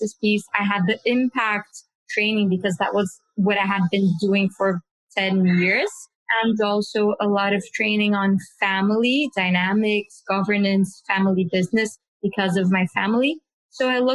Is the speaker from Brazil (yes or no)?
yes; Brazil; I was born in Brazil